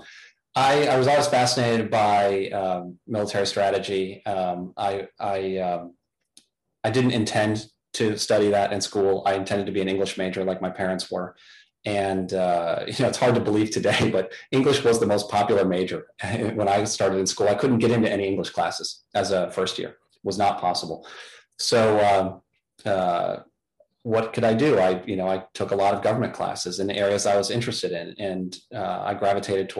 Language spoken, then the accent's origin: English; Chicago, Illinois, United States; moved away as an adult; also born or lived in Hanover, New Hampshire; now in Washington, D.C. area, United States; growing up in Chicago